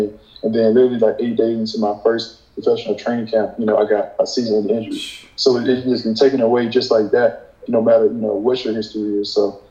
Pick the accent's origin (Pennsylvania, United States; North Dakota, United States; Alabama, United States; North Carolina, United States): Alabama, United States; also born or lived in Virginia; I'm going to be leaving my hometown, Alabama